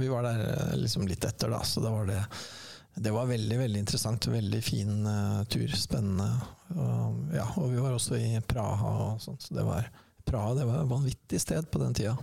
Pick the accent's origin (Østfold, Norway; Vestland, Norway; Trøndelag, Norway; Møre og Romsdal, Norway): Østfold, Norway; Sarpsborg; jeg er jo fra Sarpsborg